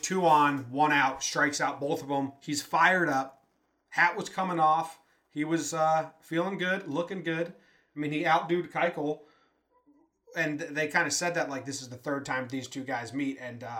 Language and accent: English; Connecticut, United States; now in Denver, United States; We are transplanted Yankee fans, originally from Connecticut.